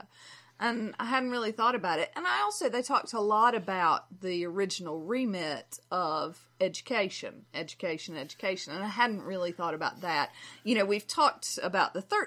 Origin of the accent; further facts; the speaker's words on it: United States; as American students